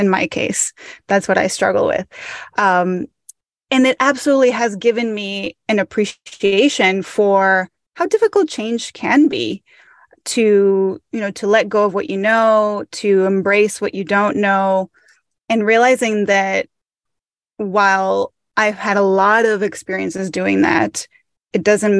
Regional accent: Mexico; So I grew up in Mexico and I moved. My dad worked in the port industry in Mexico.

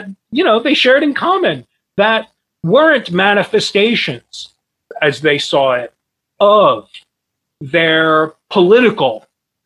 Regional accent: New Jersey, United States; moved away; I'm originally from New Jersey. I had to learn what Kroger was when I moved here.

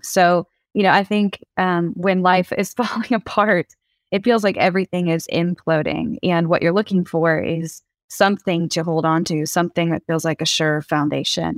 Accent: the South, United States; I grew up in the South

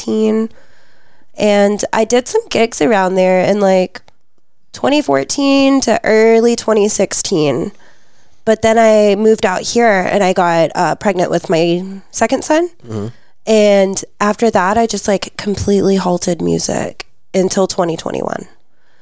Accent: Garland, Texas, United States; moved away as an adult; also born or lived in Dallas, Texas / Bedford, Texas / Euless, Texas; I grew up in Garland.

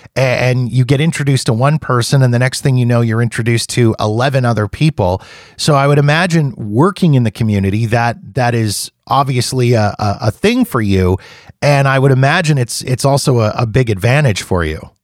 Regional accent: Canada; being Canadian

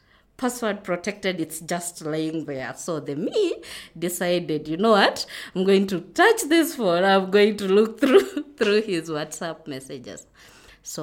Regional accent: Kitale, Trans-Nzoia County, Kenya; now in Nairobi, Kenya; We come from Kitale. That's where my home is. But now I'm living in Nairobi.

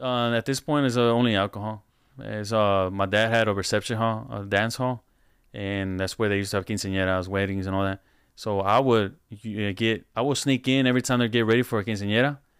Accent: Houston, Texas, United States; I'm from Houston.

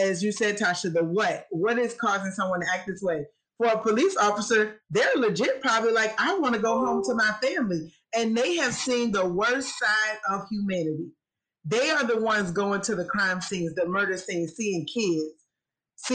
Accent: Petersburg, Virginia, United States; moved away as an adult; also born or lived in Chevy Chase, Maryland; I am from Petersburg, Virginia

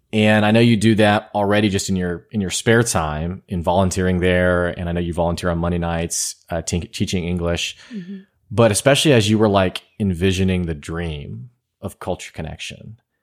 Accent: United States; I'm from here.

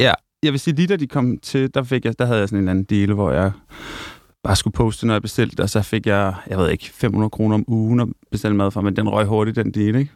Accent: Hørsholm, Capital Region of Denmark, Denmark; Jeg er vokset op i en by nord for København, der hedder Hørsholm

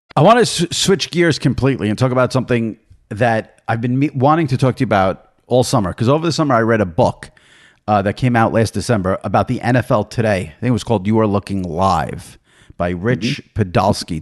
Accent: New York, United States; as a New Yorker

